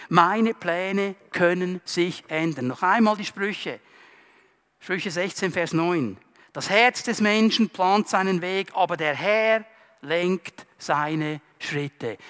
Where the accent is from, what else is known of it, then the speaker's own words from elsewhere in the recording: Zurich, Switzerland; Ich bin im Kanton Zürich aufgewachsen, gleich an der Grenze zum Kanton Aargau